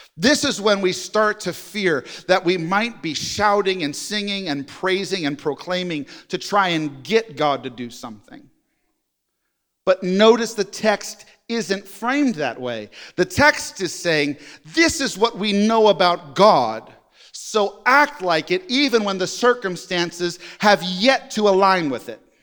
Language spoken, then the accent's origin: English; New York, United States; now in Jenks, United States; I'm a New Yorker